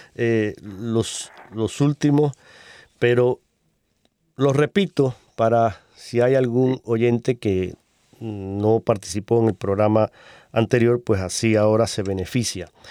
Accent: Cuba; moved away; mi tierra, en Cuba. Un saludo para mis hermanos cubanos

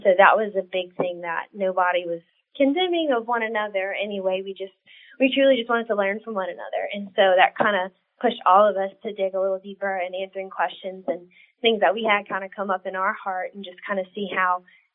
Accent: South Louisiana, United States; I was born and raised in South Louisiana

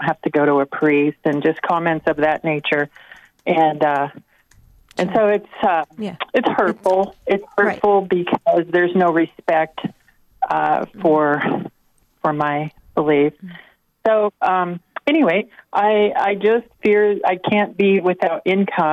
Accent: Colorado, United States; moved away; I'm 3,500 miles from home. I'm from Colorado originally

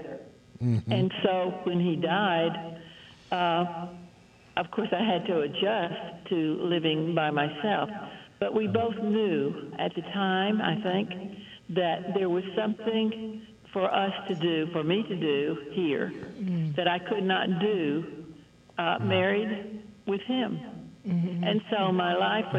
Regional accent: Arkansas, United States; also born or lived in Germany; now in Vermont, United States; I was born in Arkansas

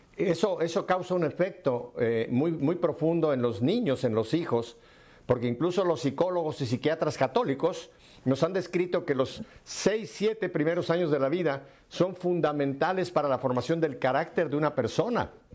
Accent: Mexico; moved away; mi tierra, a México

